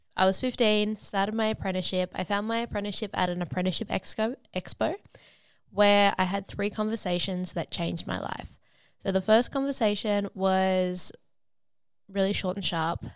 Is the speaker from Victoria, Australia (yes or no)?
no; Sydney, New South Wales, Australia; I am from Sydney, Australia